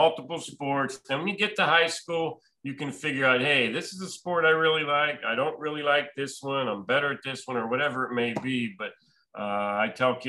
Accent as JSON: {"language": "English", "town": "Pittsburgh", "region": "Pennsylvania", "country": "United States", "tie": "born or raised there", "said": "I grew up in the Pittsburgh area, so obviously I grew up a Pirates fan growing up"}